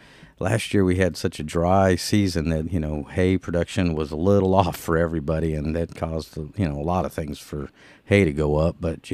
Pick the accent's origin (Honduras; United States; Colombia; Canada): United States; Southern California; I grew up in Southern California.